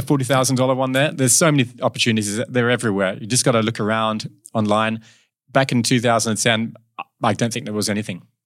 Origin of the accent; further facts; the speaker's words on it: Kalamunda, Western Australia, Australia; also born or lived in Southend-on-Sea, Essex, England; we moved to Australia in, yeah, when I was ten years old